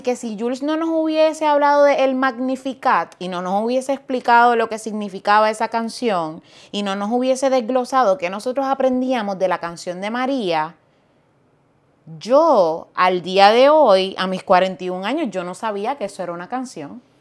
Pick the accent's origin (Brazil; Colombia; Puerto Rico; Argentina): Puerto Rico; Fajardo; Yo soy boricua, nací en Fajardo, Puerto Rico, vengo de una familia maravillosa